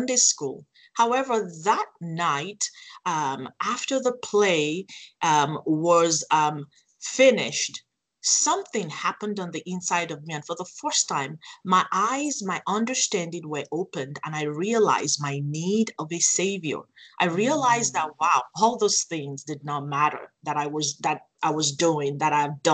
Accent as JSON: {"language": "English", "country": "Nigeria", "tie": "born or raised there", "also_born_or_lived": "Phoenix, Arizona", "moved": "yes", "lives_now": "United States", "said": "I was sent to Nigeria, Africa, to be raised by my paternal grandparents."}